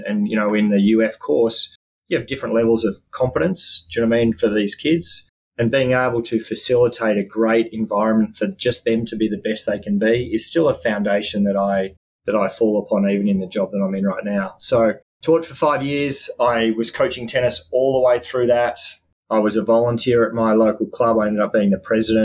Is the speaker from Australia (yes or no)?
yes; Melbourne, Victoria, Australia; moved away as an adult; now in United States; a young Australian kid who grew up loving tennis and certainly playing tennis all the way through sort of junior competitions and tournaments and around Melbourne, Australia